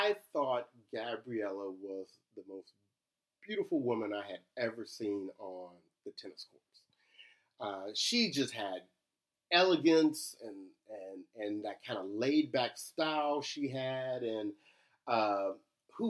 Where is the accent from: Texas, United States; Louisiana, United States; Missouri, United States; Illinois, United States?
Louisiana, United States; Shreveport; moved away; also born or lived in Cincinnati, Ohio; I'm originally from Shreveport